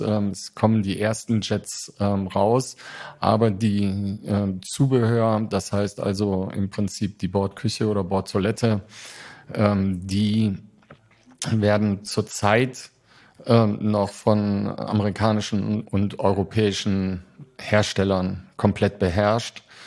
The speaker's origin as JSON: {"language": "German", "country": "Germany", "said": "als Deutsche"}